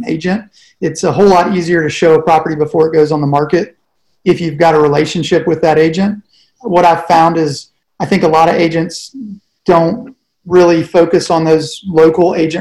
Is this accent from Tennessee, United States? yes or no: yes; Nashville, Tennessee, United States; I'm originally from Nashville, Tennessee